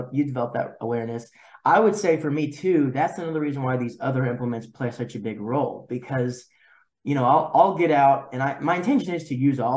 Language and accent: English; Arkansas, United States; I'm from Arkansas